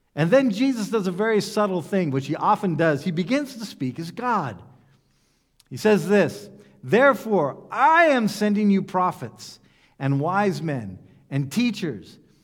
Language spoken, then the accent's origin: English; United States; I come from the United States